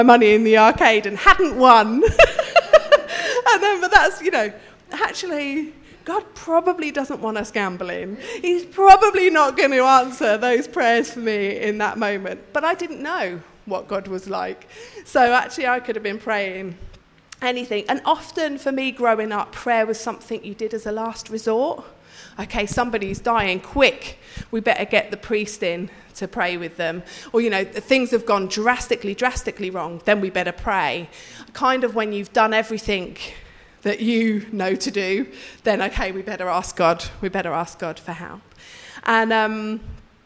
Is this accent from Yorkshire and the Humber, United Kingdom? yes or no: no; Birmingham, West Midlands, United Kingdom; We went to Catholic schools. They were the better schools in Birmingham